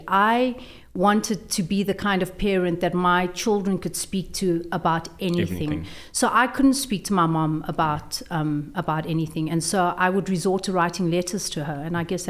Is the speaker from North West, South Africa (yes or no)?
yes; Brits, North West, South Africa; In Brits.